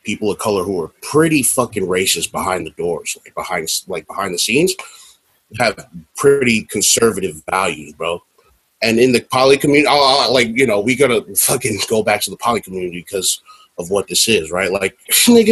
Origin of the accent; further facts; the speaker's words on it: Texas, United States; I grew up in Texas, which is a pretty fucking red state